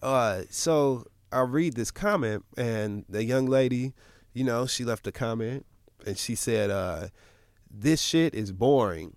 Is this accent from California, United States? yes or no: no; Michigan, United States; I'm from Michigan